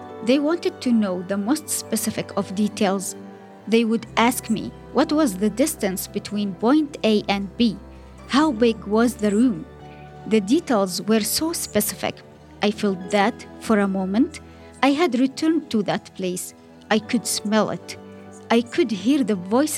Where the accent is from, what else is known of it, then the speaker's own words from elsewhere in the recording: Zabadani, Rif Dimashq, Syria; moved away as an adult; also born or lived in Damascus; now in France; I currently live in France, but I am from Zabadani, a city near Damascus